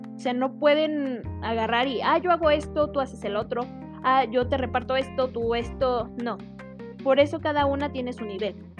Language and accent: Spanish; Mexico; nosotros como mexicanos